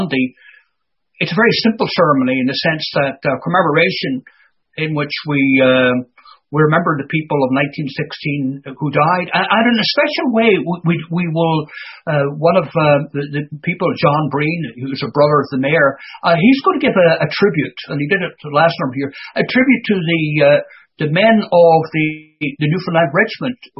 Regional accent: Ireland; in Ireland when I was growing up

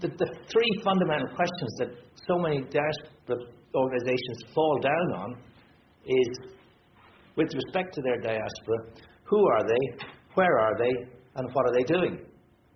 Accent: Ireland

